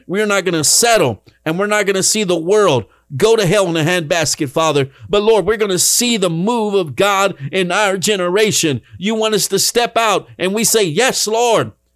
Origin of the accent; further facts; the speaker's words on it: Dallas, Texas, United States; moved away as an adult; now in Rio Grande Valley, United States; I left the big city behind, Dallas, Texas, where I was born and raised. That was my hometown